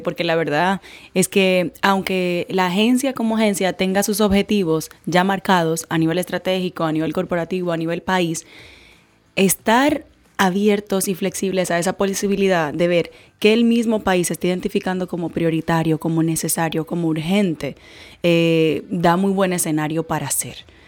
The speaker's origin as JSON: {"language": "Spanish", "country": "Dominican Republic", "said": "como ciudadana dominicana"}